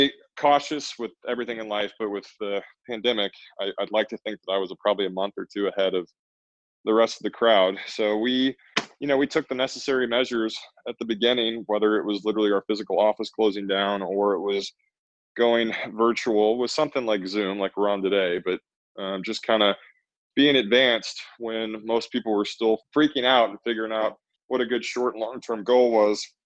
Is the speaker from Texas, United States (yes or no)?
yes; Texas, United States; I'm a Texan through and through